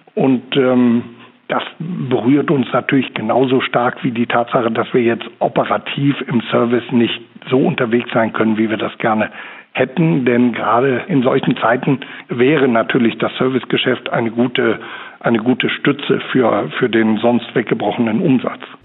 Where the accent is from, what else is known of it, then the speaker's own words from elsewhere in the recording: Germany; bei uns in Deutschland